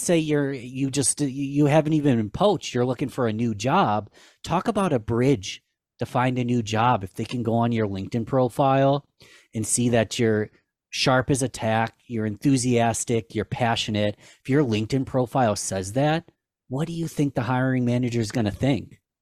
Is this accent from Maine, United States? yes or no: no; Rochester, New York, United States; my hometown of Rochester, New York.